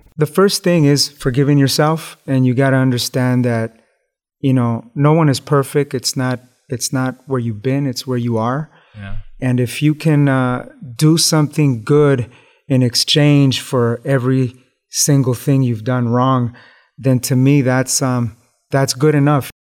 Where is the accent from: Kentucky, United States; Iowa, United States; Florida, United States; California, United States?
California, United States; Los Angeles; growing up in East Los Angeles in the hood.